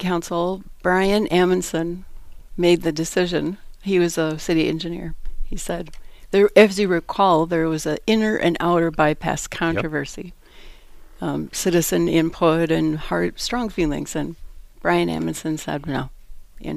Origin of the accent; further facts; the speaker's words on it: Minneapolis, Minnesota, United States; also born or lived in Ohio; now in Eau Claire, United States; I grew up in South Minneapolis